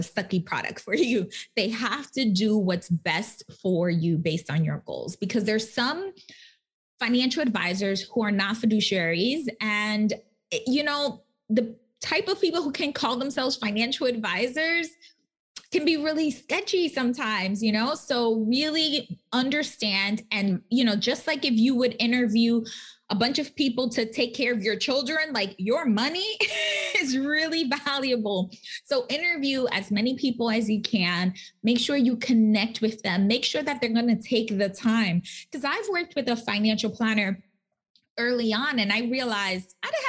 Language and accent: English; New York City, New York, United States; I'm from the Bronx. Like, I'm a Latina